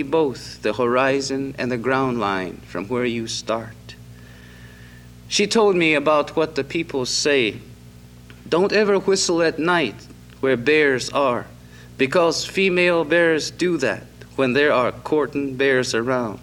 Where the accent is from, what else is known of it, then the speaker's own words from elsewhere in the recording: Acoma, New Mexico, United States; I'm from Acoma